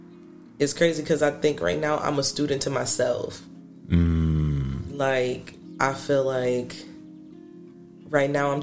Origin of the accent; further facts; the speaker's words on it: Syracuse, New York, United States; Here. Syracuse.